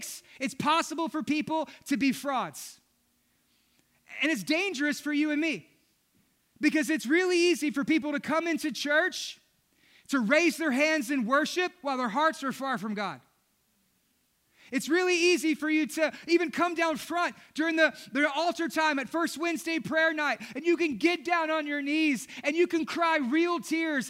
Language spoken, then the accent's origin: English; Southeast Texas, United States; Growing up in Southeast Texas